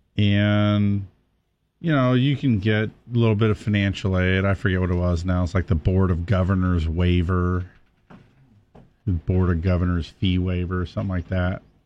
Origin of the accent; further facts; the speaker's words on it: California, United States; You and I are from different parts of the state, but we're both from California